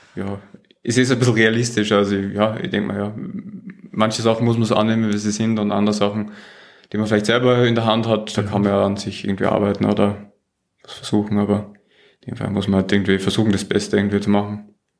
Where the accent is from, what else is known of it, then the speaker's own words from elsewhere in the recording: Austria; accent: Austrian; moved away; ich bin Österreicher, das stimmt, ich komme äh, ursprünglich aus Österreich